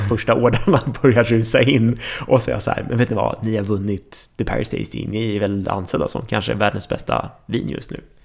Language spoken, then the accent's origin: Swedish; Sweden; som svensk